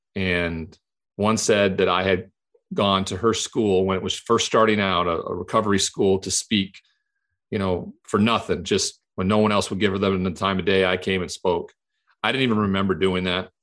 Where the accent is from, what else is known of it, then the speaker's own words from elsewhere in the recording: Montana, United States; the culture I grew up in in Montana where it was a cowboy culture